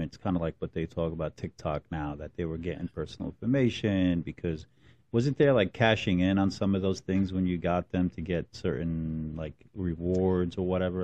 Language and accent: English; Newark, New Jersey, United States; I grew up in Newark